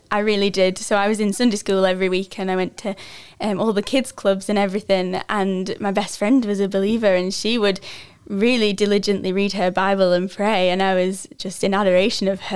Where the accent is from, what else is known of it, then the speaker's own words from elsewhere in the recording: village near Lancaster, North West England, United Kingdom; moved away as an adult; I'm from a little, uh, farming village in England called Quormut. Um, it's just outside of Lancaster in the northwest